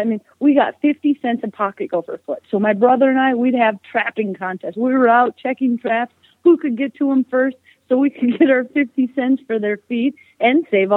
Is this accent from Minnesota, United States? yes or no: yes; Minnesota, United States; born or raised there